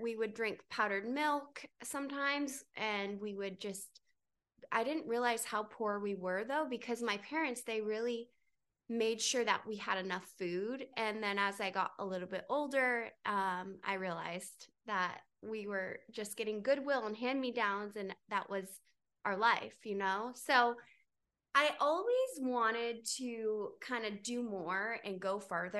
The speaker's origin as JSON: {"language": "English", "region": "North Carolina", "country": "United States", "tie": "born or raised there", "also_born_or_lived": "Miami / New York", "moved": "yes", "lives_now": "Los Angeles, United States", "said": "I grew up in North Carolina on a farm"}